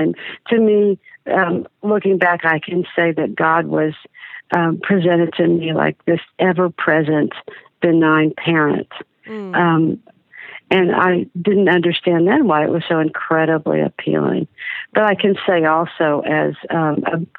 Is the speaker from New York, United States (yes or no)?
no; Dallas, Texas, United States; I was born in Dallas, Texas, to a 60s liberal Jewish secular family